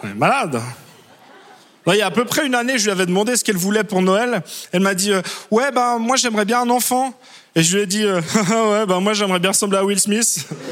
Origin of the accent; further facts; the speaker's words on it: Switzerland; je suis suisse